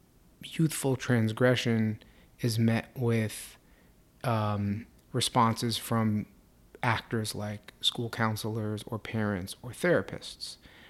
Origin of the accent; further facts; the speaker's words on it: New York City, New York, United States; I grew up in New York City in Mitchell Lama housing, which is mixed income.